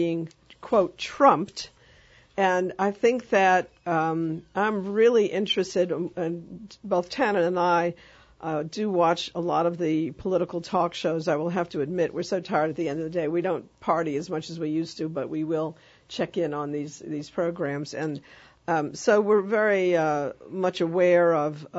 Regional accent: New York, United States; moved away; I grew up in New York.

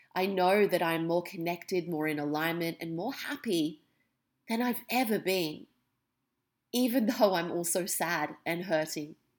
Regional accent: Australia; also born or lived in England; When I was three, almost four, I moved from England to Australia

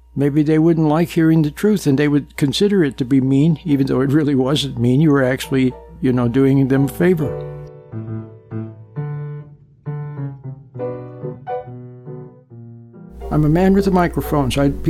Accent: Utah, United States; Back in the 50s and 60s, I was growing up in Utah, a very nice place

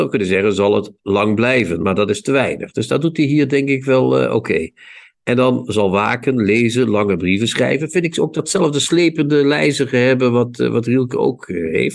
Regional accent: Netherlands; Ik kom niet uit Holland. Ik kom uit Nederland.

